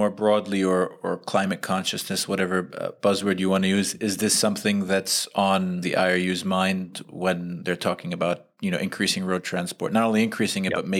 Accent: New York City, New York, United States; the part of New York City I grew up

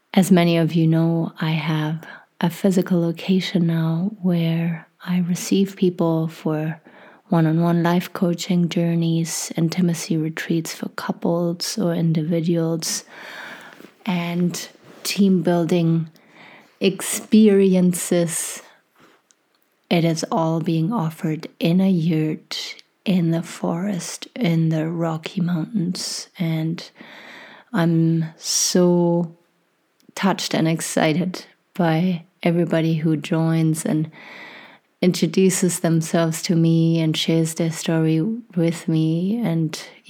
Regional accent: Germany; moved away as an adult; now in Canada; I was born and raised in Germany

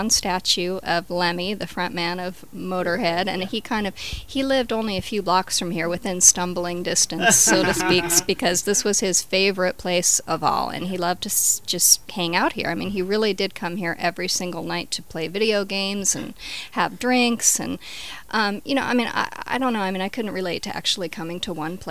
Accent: Los Angeles, California, United States; I grew up in Encino, Tarzana, and it was back when it was zoned for horses

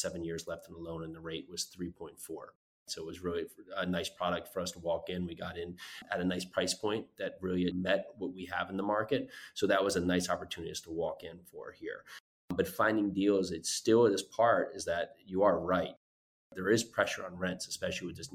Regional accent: Northeast, United States; moved away; I grew up in the Northeast

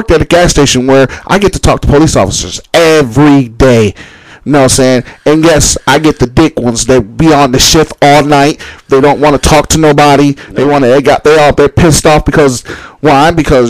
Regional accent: Holland, Michigan, United States; I was 11 and I'm from Holland. I'm from a predominantly Dutch town.

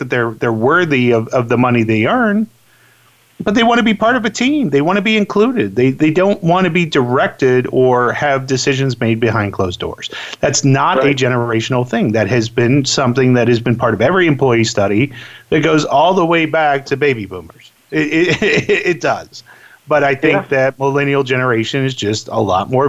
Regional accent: Orlando, Florida, United States; moved away; I grew up in Orlando, Florida

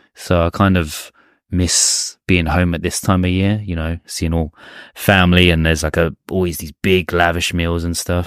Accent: England, United Kingdom; now in Japan; our home, my home country, England

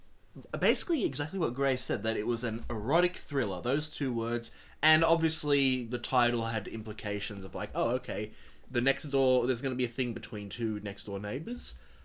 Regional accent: Australia; we're Australian

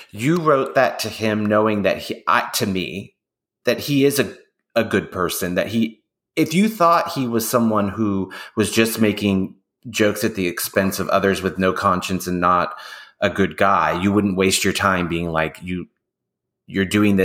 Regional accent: Oakland, California, United States; Oh, I'm from Oakland.

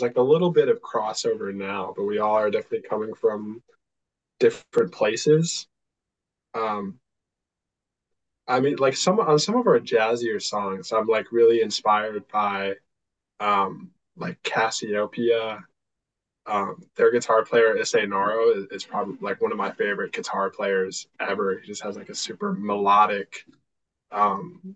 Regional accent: Milwaukee, Wisconsin, United States; born or raised there

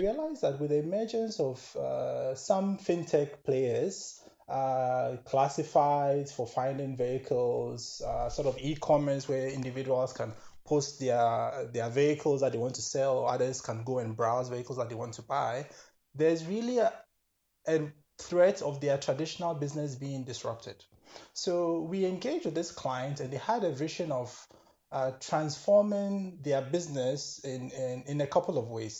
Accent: Ghana; moved away as an adult; also born or lived in Kenya / United Kingdom; now in Germany; I'm originally from Ghana, born, raised, school there

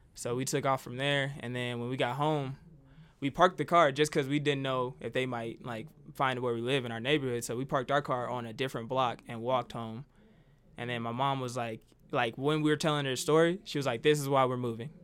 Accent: Decatur, Illinois, United States; now in Albuquerque, United States; I'm from Decatur, Illinois. Yeah, I think I'm a small town kid.

